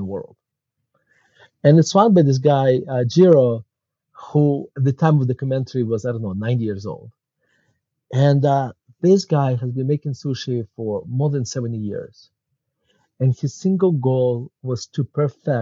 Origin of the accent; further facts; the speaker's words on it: Murmansk, Murmansk Oblast, Russia; English is a second language; moved away as an adult; now in Denver, United States; as you can tell from my accent, I was not born in the United States. I was born actually in Murmansk, Russia. And my family immigrated to the United States in 1991